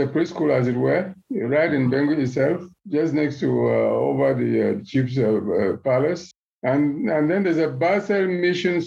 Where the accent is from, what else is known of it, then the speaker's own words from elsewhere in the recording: Momo Division, Bamenda, Northwest Region, Cameroon; now in Lusaka, Zambia; I was born in Bangui. Bangui has two quarters. My quarter is Acha Quarter Mbengui. Momo Division, as people know it today, Momo Division, so-called Bamenda, Northwest.